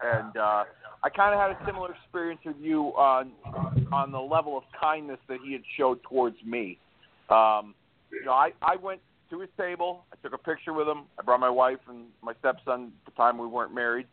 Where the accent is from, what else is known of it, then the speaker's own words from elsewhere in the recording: Hartford, Connecticut, United States; Hartford area